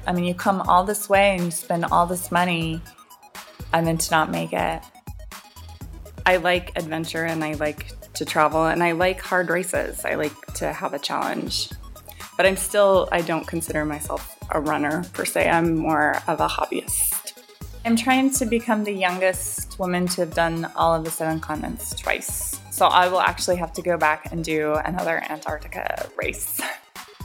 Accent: Seattle, Washington, United States; I grew up in Seattle where I was used to rain

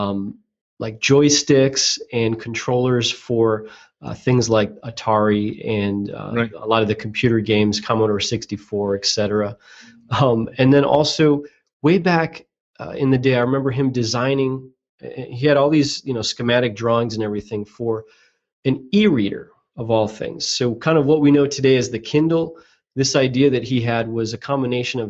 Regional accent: Chicago, Illinois, United States; I'm from Chicago

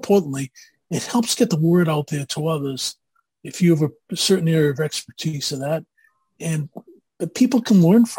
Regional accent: Boston, Massachusetts, United States; accent: Boston; moved away as an adult; also born or lived in Amherst, Massachusetts / Newton, Massachusetts; now in Roswell, United States; And I'm originally from Boston, if you can't guess. I grew up in Boston, went to school in Boston, as well as Amherst, Massachusetts, and I've never lost my accent, quite honestly.

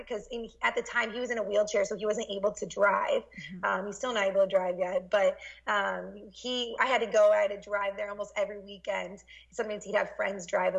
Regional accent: Iowa, United States; I grew up in Iowa

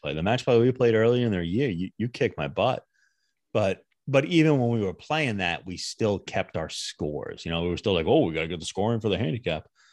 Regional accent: United States; as an American

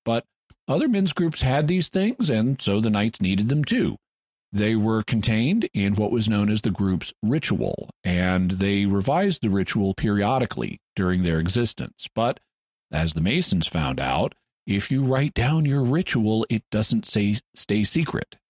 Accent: the South, United States; I was born in the South

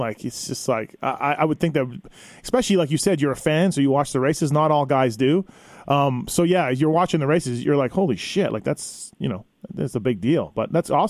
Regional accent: Canada; I'm from Canada

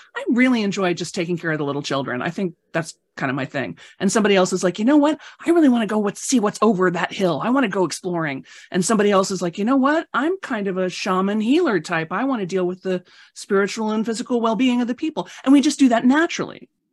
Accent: Chicago, Illinois, United States; I grew up in Chicago

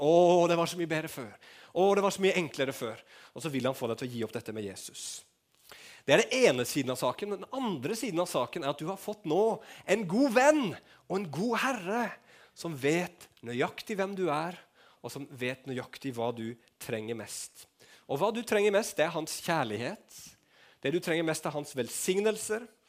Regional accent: Norway; Vi er nordmenn

